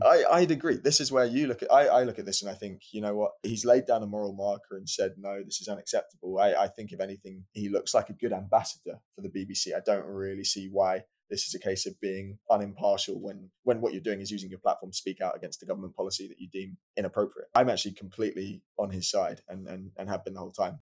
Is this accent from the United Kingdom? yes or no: yes; United Kingdom